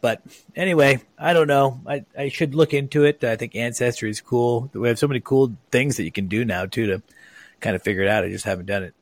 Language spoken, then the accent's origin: English; Lake Oswego, Oregon, United States; I grew up in Lake Oswego, so not too far.